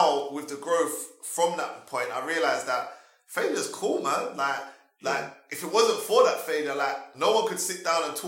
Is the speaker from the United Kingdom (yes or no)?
yes; London, United Kingdom; I was born in London. Yeah, I was born originally in East London, but my mum relocated to South when I was 3.